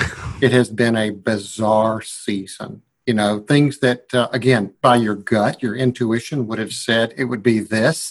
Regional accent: Georgia, United States; I'm from Georgia.

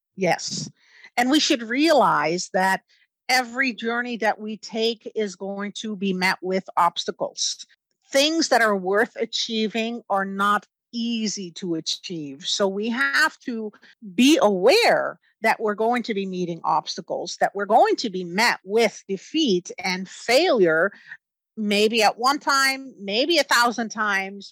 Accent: Netherlands; moved away; I grew up in the Netherlands

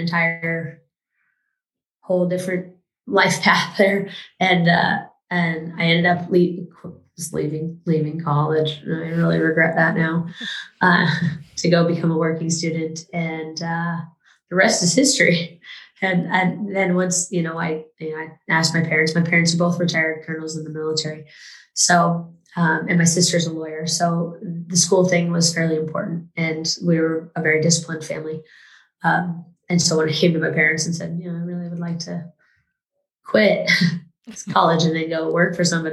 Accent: California, United States; moved away; I'm from California originally

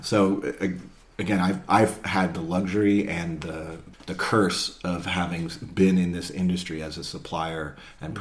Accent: Marin County, California, United States; I'm from Marin, we're based in Marin.

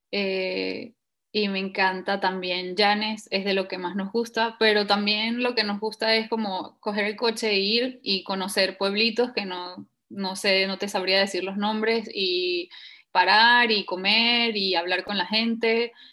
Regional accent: Venezuela; moved away as an adult; also born or lived in Eswatini / United States; sí, soy venezolana, pero desde los 18 años emigré eh, gané una beca para los colegios del Mundo Unido y estuve dos años estudiando en el reino de swatini o Suazilandia en, en África.

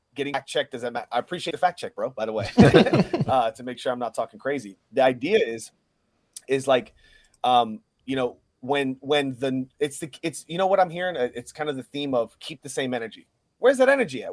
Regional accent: Puerto Rico; I'm a Puerto Rican. I keep both the flags on me.

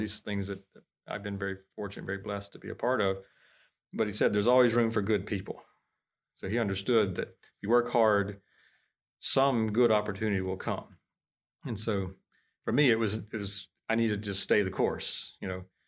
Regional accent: Florida, United States; moved away; I'm from Florida

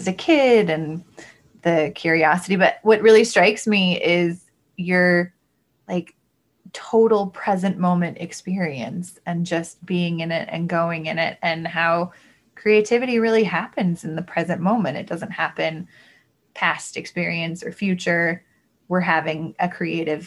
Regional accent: Pacific Northwest, United States; Growing up in the Pacific Northwest

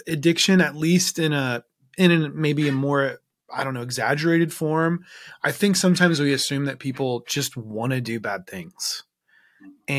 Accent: Southern Ohio, United States; I'm from Southern Ohio

